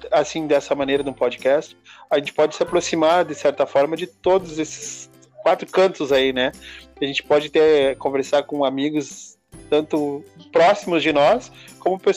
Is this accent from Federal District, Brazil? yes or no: no; Rio Grande do Sul, Brazil; nós somos sulistas, moramos no Rio Grande do Sul e nós temos uma cultura diferente da, do pessoal de São Paulo